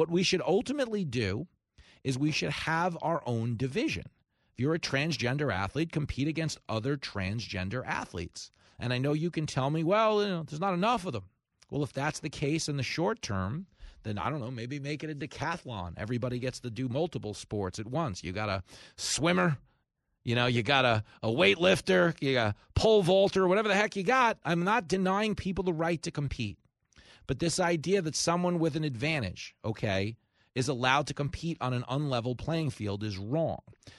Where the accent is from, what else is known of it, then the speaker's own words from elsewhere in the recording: East Coast, United States; I'd never seen that for women's sports where I grew up on the East Coast.